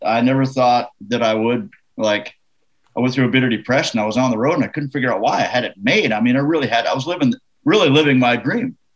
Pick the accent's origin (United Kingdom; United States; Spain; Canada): Canada; I'm from Canada